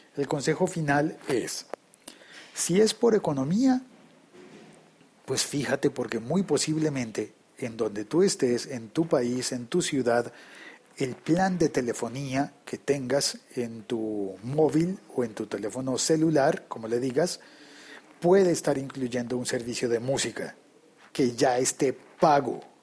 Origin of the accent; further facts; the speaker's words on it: Colombia; la moneda local en mi país